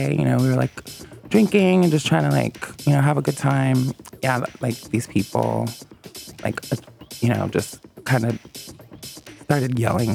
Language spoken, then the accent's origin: English; New York, United States; moved away; also born or lived in California; I'm from New York, but I lived in California for like 6 years